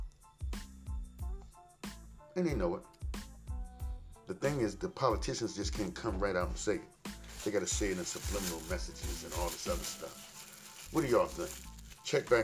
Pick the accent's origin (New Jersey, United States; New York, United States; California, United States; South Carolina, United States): New Jersey, United States; Trenton; moved away; my hometown, my home, Trenton, New Jersey